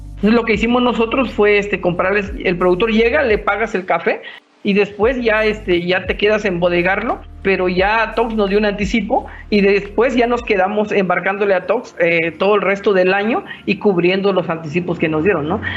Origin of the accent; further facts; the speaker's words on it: Mexico; somos mexicanos